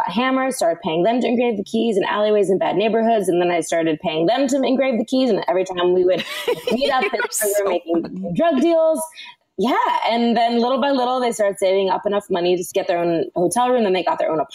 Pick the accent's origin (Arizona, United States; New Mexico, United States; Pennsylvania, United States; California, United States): California, United States; Los Angeles; I was born and raised in Los Angeles, and I grew up acting